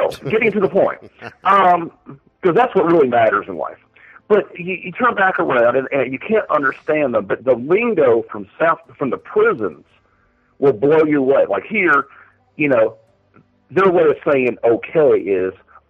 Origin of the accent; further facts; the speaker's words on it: West Coast, United States; moved away as an adult; I'm from the West Coast, and the lingo here